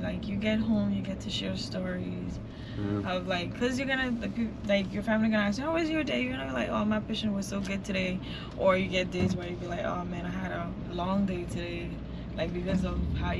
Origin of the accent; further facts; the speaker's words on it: Bahamas; The Bahamas.